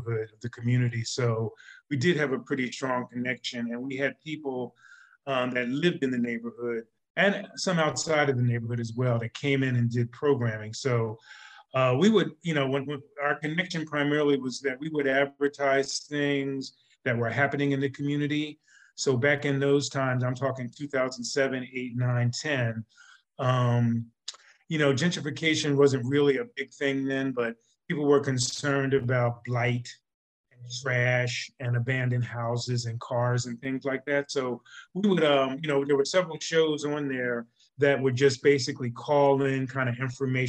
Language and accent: English; Philadelphia, Pennsylvania, United States; also born or lived in West Coast; I grew up in Philadelphia, went to school here